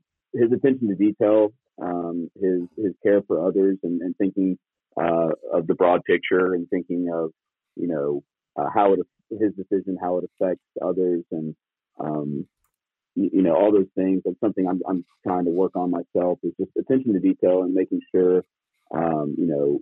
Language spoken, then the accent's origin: English; Hendersonville, Tennessee, United States; I'm from Hendersonville originally. I went to Hendersonville High School and played 4 years for Coach Plummer here.